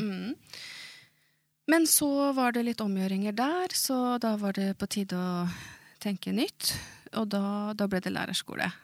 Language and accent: Swedish; Moss, Østfold, Norway; Swedish is a second language; jag är född i Moss och där har jag vuxit upp